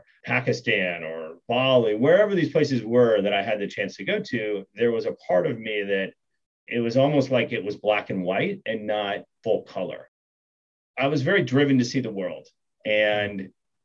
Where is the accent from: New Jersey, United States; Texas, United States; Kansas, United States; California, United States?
Kansas, United States; moved away as an adult; also born or lived in Bangkok, Thailand / Singapore; I grew up in Kansas, which is a big part of who I am